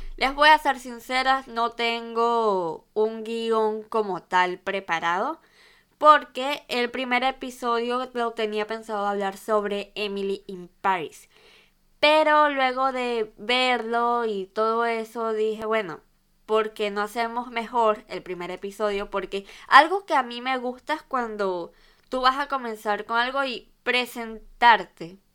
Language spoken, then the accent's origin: Spanish; Venezuela; moved away as an adult; now in Valencia, Spain; soy de Venezuela y actualmente vivo en España, específicamente en la ciudad de Valencia